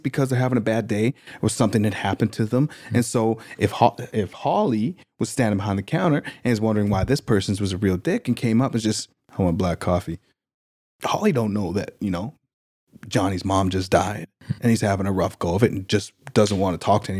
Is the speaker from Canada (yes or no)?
yes; Saskatchewan, Canada; I had a friend of mine that I grew up with in Saskatchewan